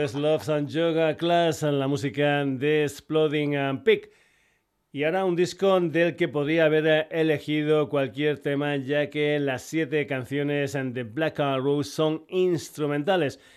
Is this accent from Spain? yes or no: yes; Extremadura, Spain; gente de mi tierra de Extremadura